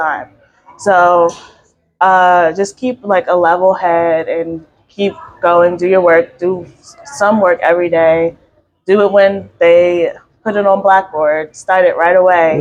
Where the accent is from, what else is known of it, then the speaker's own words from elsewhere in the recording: Philadelphia, Pennsylvania, United States; moved away as an adult; now in Greensboro, United States; I'm from Philly, so I went to Central